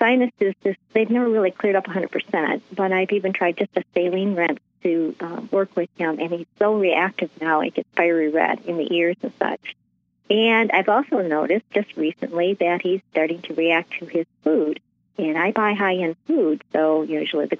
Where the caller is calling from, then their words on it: Michigan, United States; I'm calling from Michigan